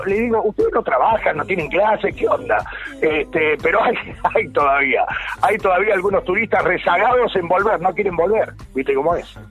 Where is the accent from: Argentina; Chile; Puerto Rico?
Argentina; Villa Carlos Paz, Córdoba; accent: Cordobés; soy, soy nacido y criado aquí en Villa Carlos Paz, este, no tengo mucha tonada cordobesa, pero la puedo exagerar si quieren